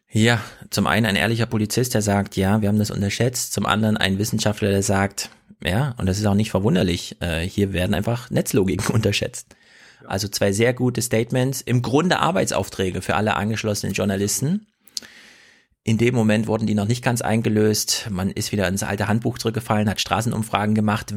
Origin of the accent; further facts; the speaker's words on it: Jena, Thuringia, Germany; Ich komme ja aus Jena Winzerla